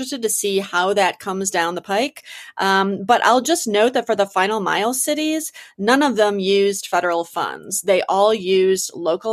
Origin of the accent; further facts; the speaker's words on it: Detroit, Michigan, United States; now in Denver, United States; I'm from Detroit, Michigan, like the home of driving a car